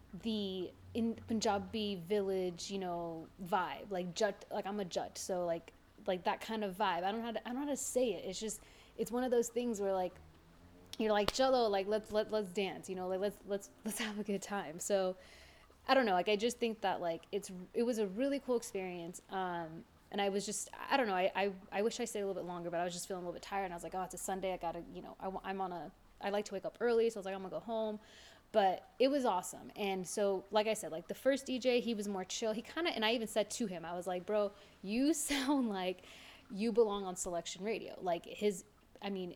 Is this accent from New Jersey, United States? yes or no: no; Los Angeles, California, United States; as a brown woman growing up, especially